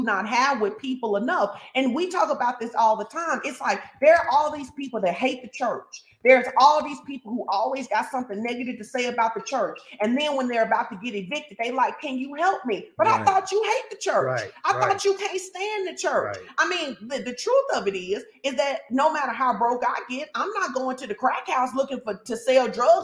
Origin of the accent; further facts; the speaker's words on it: Fordyce, Arkansas, United States; I'm from Fordyce